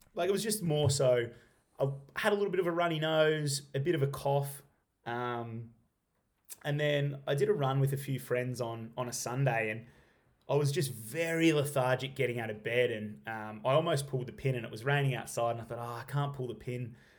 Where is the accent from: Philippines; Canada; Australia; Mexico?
Australia; Stawell, Victoria; now in Halls Gap, Australia; I grew up in Stall, like, literally twenty minutes down the road